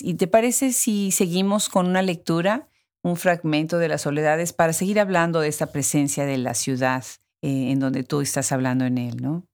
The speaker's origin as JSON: {"language": "Spanish", "country": "Mexico", "said": "otra mexicana"}